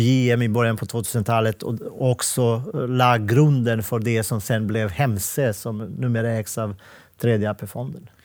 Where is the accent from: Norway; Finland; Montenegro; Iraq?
Montenegro; Swedish is a second language; also born or lived in Bosnia; now in Sweden; Jag är född och uppväxt i Montenegro